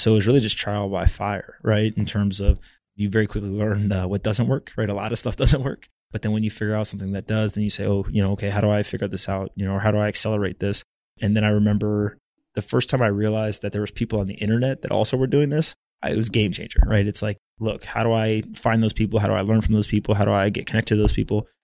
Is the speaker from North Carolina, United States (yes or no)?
yes; North Carolina, United States; moved away as an adult; also born or lived in South Florida / Silicon Valley; I grew up in North Carolina. I was born in South Florida, but grew up there.